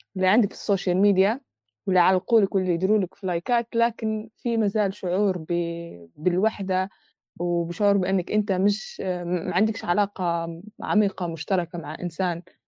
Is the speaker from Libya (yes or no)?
yes; Libya; ولو إحنا ليبية